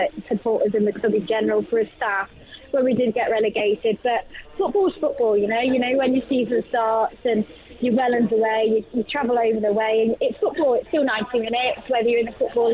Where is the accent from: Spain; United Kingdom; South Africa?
United Kingdom; Nottingham, East Midlands; I was born and bred in Nottingham